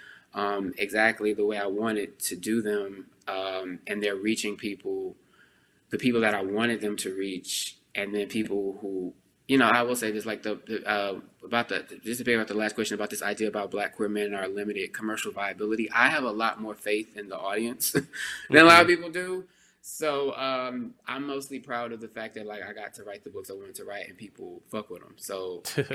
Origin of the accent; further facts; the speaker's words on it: Texas, United States; I'm a Texan